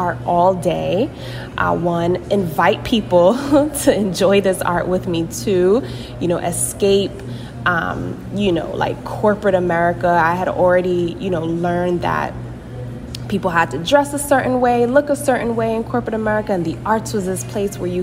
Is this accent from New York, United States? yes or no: yes; New York City, New York, United States; I grew up in Brooklyn, New York, born and raised